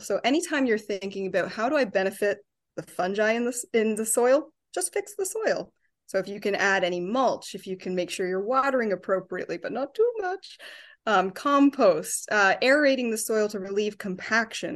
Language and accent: English; Ontario, Canada; now in Chicago, United States; I'm from Ontario, so I get to come home and see my family